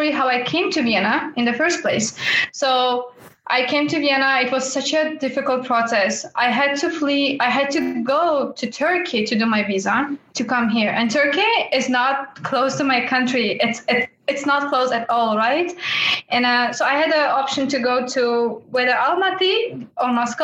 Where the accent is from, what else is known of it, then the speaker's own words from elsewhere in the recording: Tajikistan; moved away as an adult; now in Austria; I'm not only from Tajikistan, but also I look like person from China or Korea